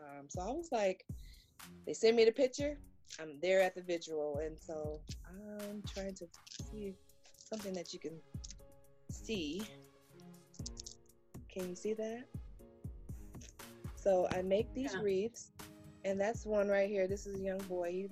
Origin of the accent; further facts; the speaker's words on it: Gary, Indiana, United States; now in South Bend, United States; I'm normally from Gary, Indiana